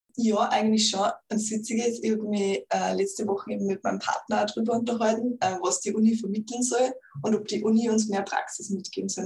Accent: Upper Austria, Austria; moved away as an adult; now in Vienna, Austria; ich komme ja eigentlich aus Oberösterreich

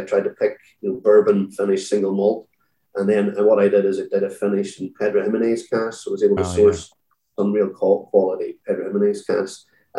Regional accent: Limavady, Northern Ireland, United Kingdom; Limavady is actually it's my hometown where I live up in County Derry.

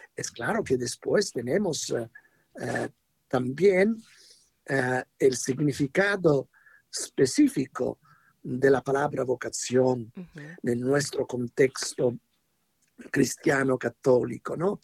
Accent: Italy; Spanish is a second language; moved away; en italiano decimos

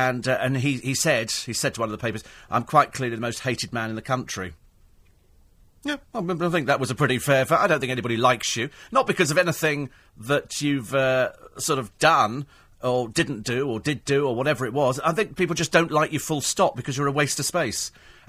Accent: United Kingdom; I think it's, you know, it's part of the thing about being British. We go out and we moan about everything.

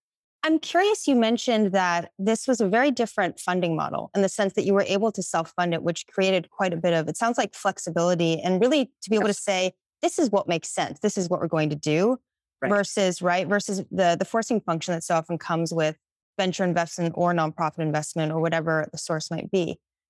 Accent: Pittsburgh, Pennsylvania, United States; now in Bay Area, United States; I'm from Pittsburgh, which is often also an overlooked city in some way.

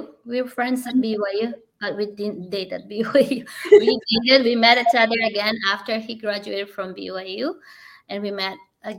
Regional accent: Philippines; because I'm a Filipino, I'm short.

